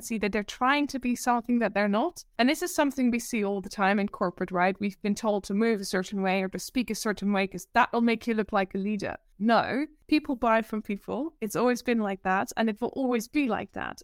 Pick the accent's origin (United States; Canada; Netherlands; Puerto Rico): Netherlands; accent: Dutch; English is a second language; moved away as an adult; also born or lived in Amsterdam, Netherlands / Guildford, United Kingdom; now in United Kingdom; Born and raised in the Netherlands in a small town